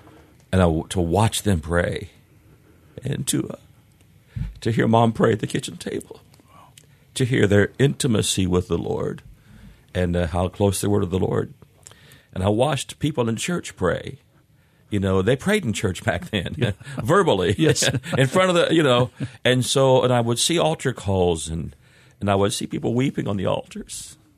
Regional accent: Springfield, Missouri, United States; born there; Kind of all over, really. I was born in Springfield, Missouri. And dad would start or take churches throughout the country, and so we would move off and on.

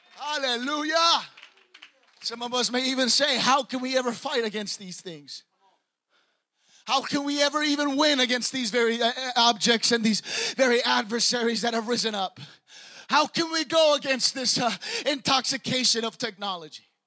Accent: New York, United States; now in Bay Area, United States; I'm from New York

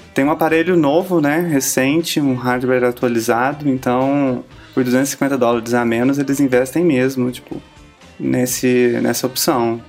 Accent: Uberlândia, Minas Gerais, Brazil; nasci e cresci em Uberlândia, Minas Gerais

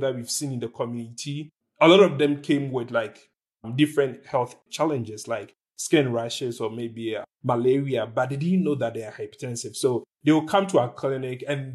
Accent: Ghana; moved away; I was born and raised in Ghana. I lived in Ghana for the most part of my life

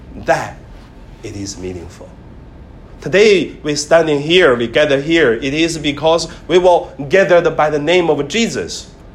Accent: Hebei, China; now in Hong Kong; I studied in elementary in my hometown. In Hong Kong, you never seen this, but in mainland China, in northern part of China, in Hebei province

